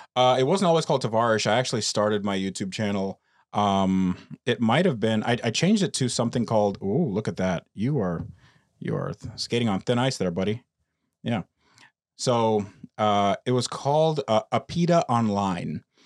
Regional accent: United States; born or raised there; also born or lived in Russia

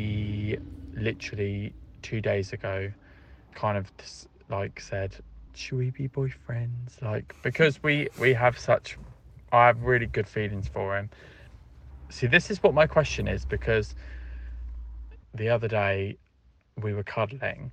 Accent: Portsmouth, South East England, United Kingdom; I'm 25 and I'm from Portsmouth

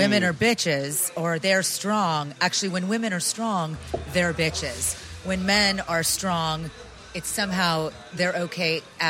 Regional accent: Las Vegas, Nevada, United States; I grew up in Vegas.

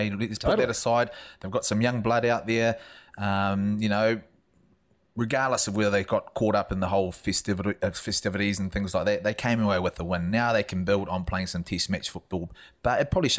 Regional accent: New Zealand; as a Kiwi

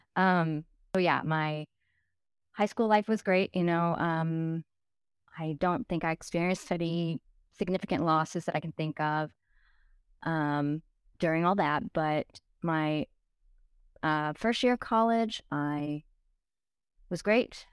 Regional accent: Dallas, Texas, United States; moved away as an adult; also born or lived in Saint Louis; I moved from Dallas to Saint Louis. I grew up in Dallas

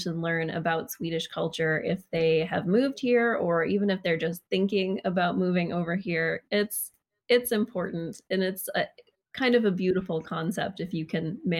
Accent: Maine, United States; now in Sweden; I'm from Maine.

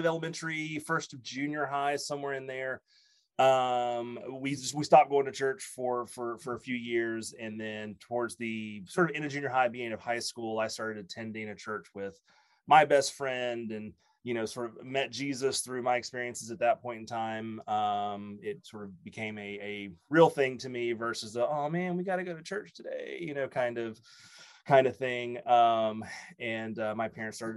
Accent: West Monroe, Louisiana, United States; moved away as an adult; also born or lived in Shreveport, Louisiana / Atlanta, Georgia; now in Anchorage, United States; I grew up in West Monroe, Louisiana. Born and graduated high school

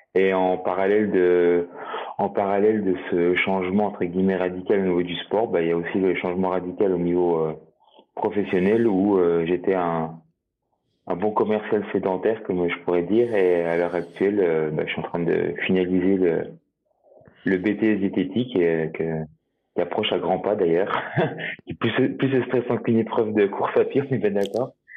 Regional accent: Jura, Bourgogne-Franche-Comté, France; en tant que jurassien euh, pure souche euh, qui le revendique

